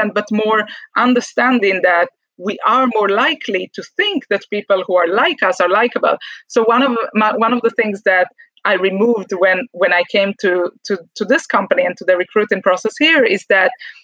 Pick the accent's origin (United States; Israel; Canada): Israel; moved away; from my home country, from Israel